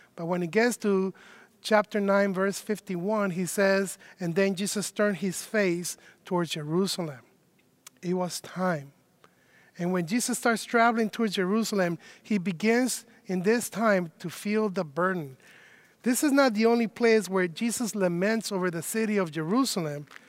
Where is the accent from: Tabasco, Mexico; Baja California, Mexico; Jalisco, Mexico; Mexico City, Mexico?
Mexico City, Mexico; now in Chicago, United States; I myself am not originally from Chicago. I have been living in Chicago for 20 years, so I guess I am from Chicago now. But I was born uh, in Mexico City